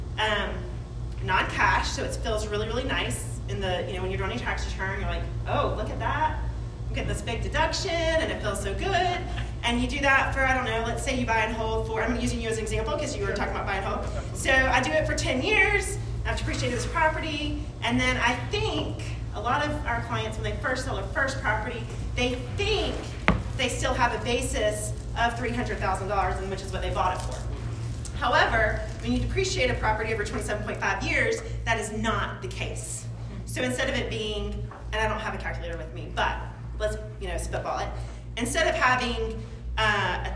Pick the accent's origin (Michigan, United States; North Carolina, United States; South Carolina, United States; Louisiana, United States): South Carolina, United States; Chapin; I'm from Chapin and I know a lot of people in Chapin. I've been in Chapin since 1983. So I was a young girl, whatever. Whenever we moved here